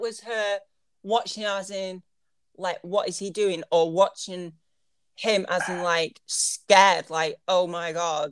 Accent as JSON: {"language": "English", "country": "United Kingdom", "said": "I'm British"}